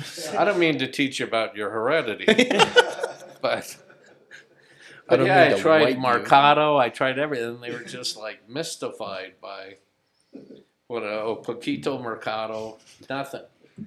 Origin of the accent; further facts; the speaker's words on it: Los Angeles, California, United States; also born or lived in Compton; I grew up in Los Angeles, so I speak really bad Spanglish.